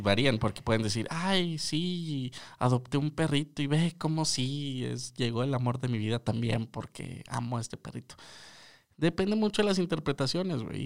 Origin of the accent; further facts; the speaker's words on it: northern Mexico, Mexico; Como buen norteño